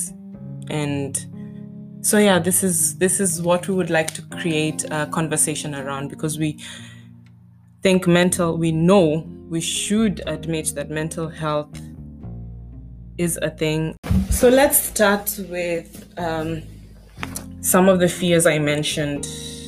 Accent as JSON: {"language": "English", "country": "Botswana", "tie": "born or raised there", "moved": "as an adult", "lives_now": "Stuttgart, Germany", "said": "I'm from the African continent. I grew up in Botswana"}